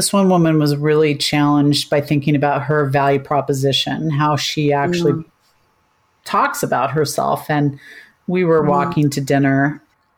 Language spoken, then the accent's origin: English; United States; moved away as an adult; now in Australia; being an American